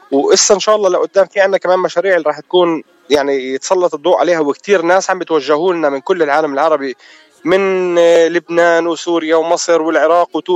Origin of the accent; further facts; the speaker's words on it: Palestine; واحنا بنفتخر في كوننا فلسطينيه رغم كل الظروف الصعبه الموجودين فيها